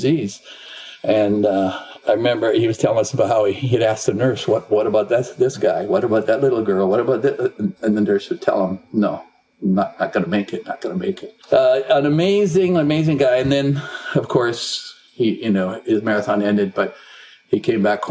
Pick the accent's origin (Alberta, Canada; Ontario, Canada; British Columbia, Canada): Alberta, Canada; Edmonton; I was born in Edmonton